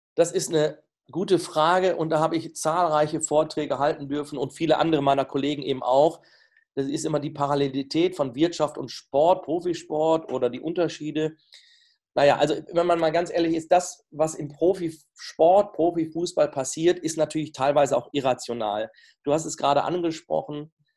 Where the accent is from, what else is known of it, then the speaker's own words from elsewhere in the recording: the Leverkusen area, North Rhine-Westphalia, Germany; Ich komme ja hier aus der Gegend